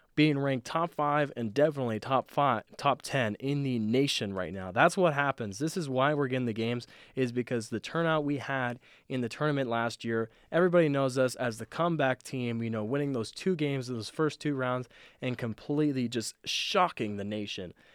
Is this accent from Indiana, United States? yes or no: no; Southern Nevada, United States; I'm from Southern Nevada